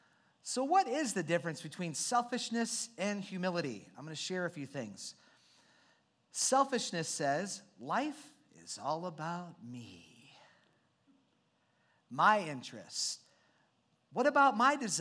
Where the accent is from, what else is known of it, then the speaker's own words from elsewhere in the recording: Iowa, United States; I grew up in Iowa, born and raised